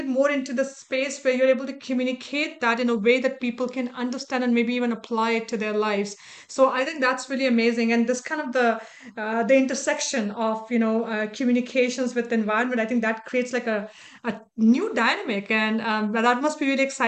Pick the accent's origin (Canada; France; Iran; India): India; moved away; my very early days growing up in India